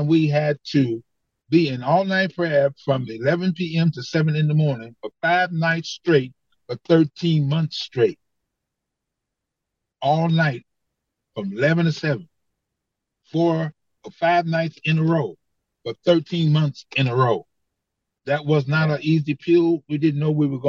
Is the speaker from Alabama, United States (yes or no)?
no; Detroit, Michigan, United States; I grew up in Detroit